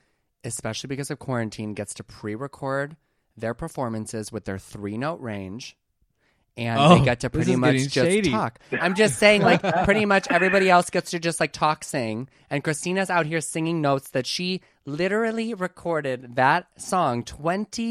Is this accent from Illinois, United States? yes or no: yes; Oak Forest, Illinois, United States; now in Los Angeles, United States; I'm from a south suburb called Oak Forest